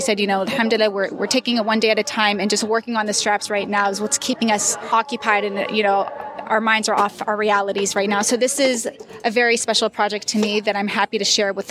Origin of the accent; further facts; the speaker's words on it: Ohio, United States; moved away as an adult; now in Palestine; I'm actually a Palestinian American. I grew up in Ohio. And it's funny because growing up in the States, I always felt that I was too Palestinian. And it wasn't until I moved into the Middle East that I realized I'm a lot more American than I thought.